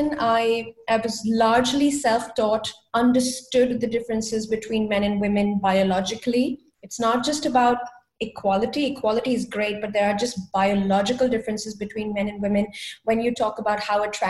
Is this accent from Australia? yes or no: no; India; moved away as an adult; now in Germany; I come originally from India. And in my culture, we don't introduce boyfriends